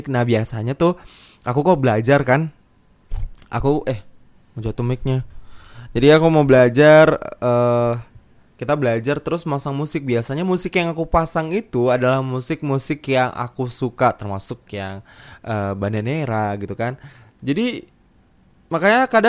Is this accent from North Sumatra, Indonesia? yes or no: yes; Medan, North Sumatra, Indonesia; aku rencana nih aku akan balik ke ke Medan karena aku kan sebenarnya asalnya dari Medan walaupun dari Medan juga entah berapa jam lagi gitu kan. Pokoknya aku bilangnya dari Medan sih.